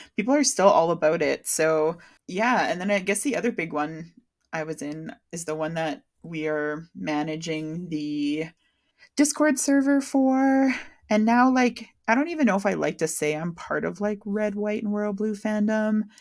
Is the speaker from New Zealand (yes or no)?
no; Canada; exposing myself as a Canadian